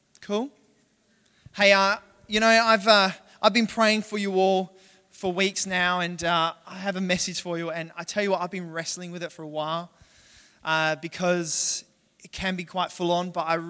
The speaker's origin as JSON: {"language": "English", "region": "Western Australia", "country": "Australia", "also_born_or_lived": "Perth", "moved": "yes", "lives_now": "Adelaide, Australia", "said": "I'm from Western Australia, right, originally. I live in Adelaide"}